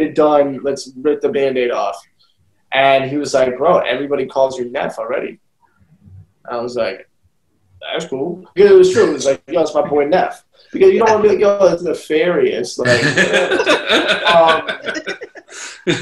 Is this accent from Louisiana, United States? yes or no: yes; Louisiana, United States; I'm from Louisiana